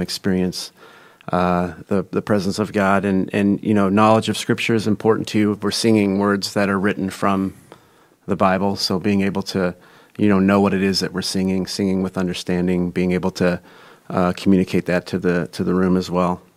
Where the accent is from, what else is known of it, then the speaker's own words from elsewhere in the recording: Des Moines, Iowa, United States; From Des Moines, Iowa. Grew up on the east side. Went to East High School